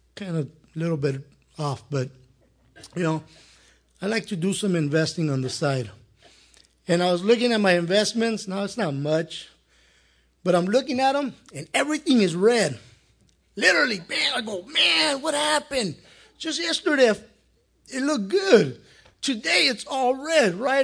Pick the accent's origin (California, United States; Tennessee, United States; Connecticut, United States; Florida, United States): California, United States; El Monte; I grew up here in Monte